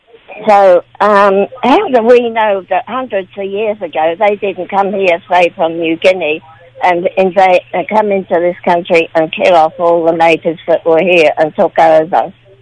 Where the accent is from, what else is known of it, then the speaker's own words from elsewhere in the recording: England, United Kingdom; moved away as an adult; now in Australia; And I come from England, and I lived there for 20 years.